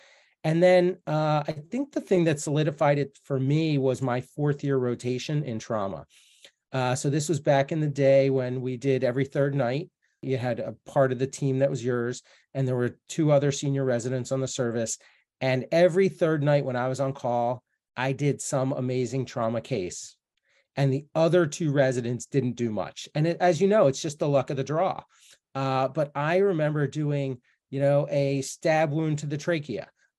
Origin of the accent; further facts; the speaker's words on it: outside of Philadelphia, Pennsylvania, United States; So I grew up outside of Philadelphia, and my dad was a doctor.